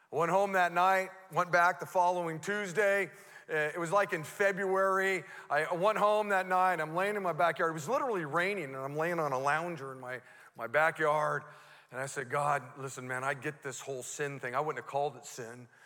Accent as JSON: {"language": "English", "town": "Modesto", "region": "California", "country": "United States", "tie": "born or raised there", "said": "I grew up here in Modesto. I went to Fremont Elementary School, you know, Roosevelt Junior High, uh, Grace M. Davis"}